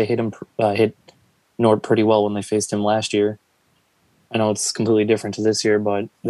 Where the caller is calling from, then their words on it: Montrose, New York, United States; Montrose, New York.